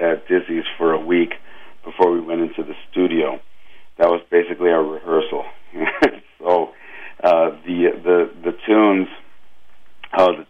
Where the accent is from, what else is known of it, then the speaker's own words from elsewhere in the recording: Los Angeles, California, United States; I grew up in Los Angeles